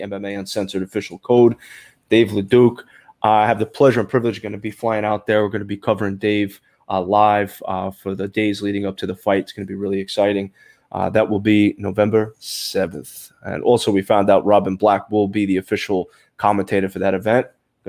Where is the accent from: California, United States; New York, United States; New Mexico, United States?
New York, United States; Brooklyn; now in Florida, United States; I was coming from Brooklyn, New York, bro. Cold weather, you know, girls are wearing jackets at least, you know, 5-6 months out of the year. You come down to Florida, everybody's in a bikini.